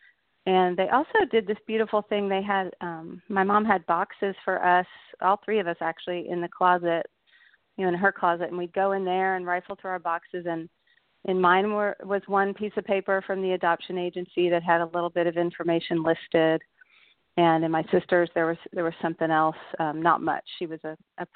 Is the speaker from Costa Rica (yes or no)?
no; Dallas, Texas, United States; also born or lived in Austin, Texas; I grew up in Dallas. I was born in Dallas, Texas